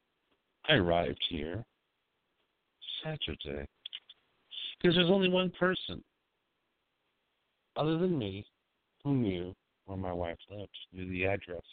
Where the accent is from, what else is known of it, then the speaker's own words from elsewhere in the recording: California, United States; my hometown, California